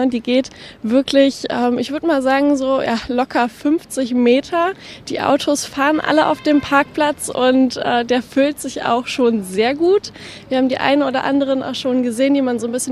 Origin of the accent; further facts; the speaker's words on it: Bavaria, Germany; Wir kommen aus Bayern. Aus Bayern? Ähm, aus der Nähe von Nürnberg.